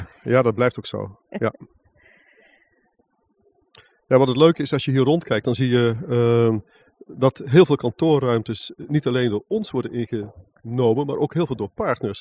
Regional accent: North Brabant, Netherlands; moved away as an adult; also born or lived in Amsterdam; Ik kom uit West-Brabant en ik studeerde in Amsterdam

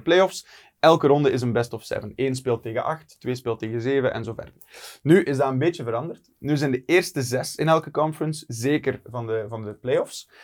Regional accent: Ernegem, Flanders, Belgium; als West-Vlaming in Limburg kun je niet snel praten.

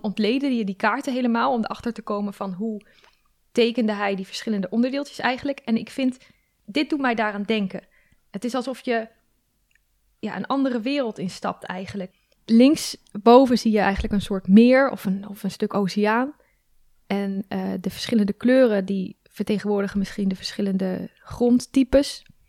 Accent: Groningen, Netherlands; moved away

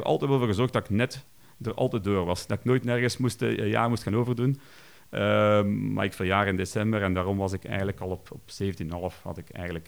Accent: Kampenhout area, Flanders, Belgium; Ik ben opgegroeid in Haagd. Dat is eigenlijk een, een dorpje hier naast Kampenoot

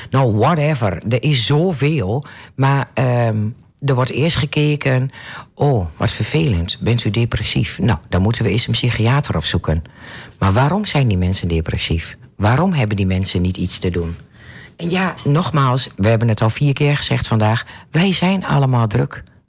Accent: Netherlands; Ik ben een echte Nederlander, een echte Hollandse.

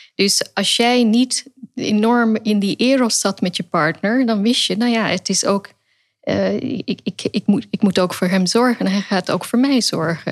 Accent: Netherlands; also born or lived in England / Pakistan (family origin); Ik ben in Engeland geboren, daarna in Nederland. En op een gegeven moment heb ik hier mijn eh, rechtenstudie behaald in Leiden. Dus ik groeide ook op in de cultuur van de vrijheid

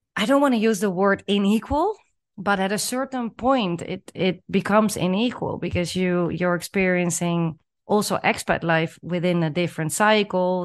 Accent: Netherlands; moved away as an adult; also born or lived in Chile / Peru; growing up in the Netherlands and, you know, living and working there for, for the majority of my life

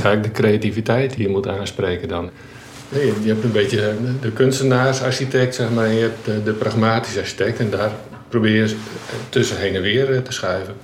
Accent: Friesland, Netherlands; also born or lived in Delft; Ik ben geboren en getogen Fries

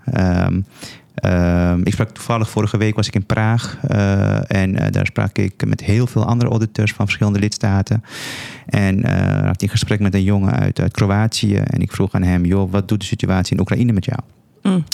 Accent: Paramaribo, Paramaribo District, Suriname; now in Netherlands; Ik ben, ik ben geboren in Suriname, in de hoofdstad van, van, van, van Suriname. Eh, ik heb daar met veel plezier mijn, eh, mijn jeugd doorgebracht.

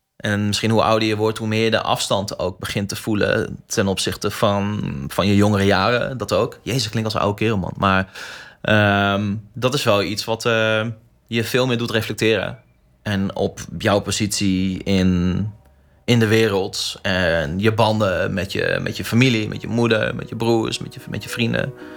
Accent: Groningen, Netherlands; identiteit als Groninger

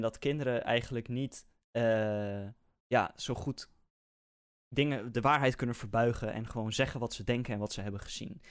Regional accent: Netherlands; wij zijn als Nederlanders

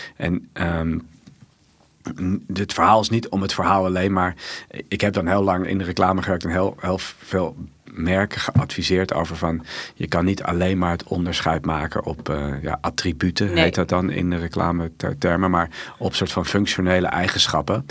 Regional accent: Amsterdam, North Holland, Netherlands; ik kom uit Amsterdam

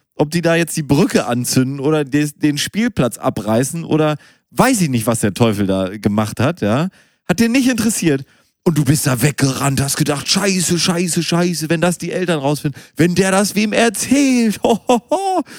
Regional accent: Münster, North Rhine-Westphalia, Germany; dass ich in Münster geboren bin

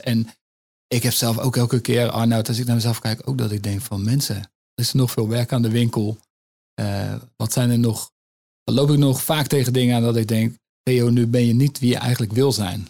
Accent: Netherlands; als Nederlanders

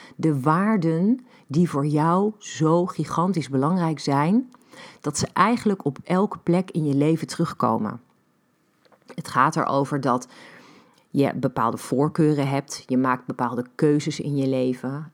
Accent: Netherlands; ik groeide op in Beeldhoven.

